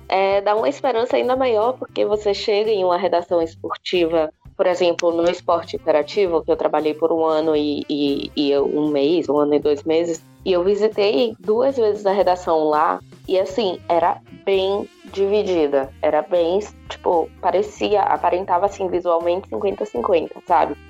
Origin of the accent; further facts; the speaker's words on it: Salvador, Bahia, Brazil; now in São Paulo, Brazil; eu venho de Salvador